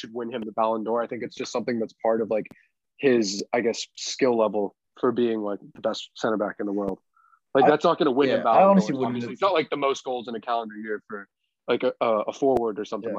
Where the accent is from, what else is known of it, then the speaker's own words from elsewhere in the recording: United States; as an American. Citizen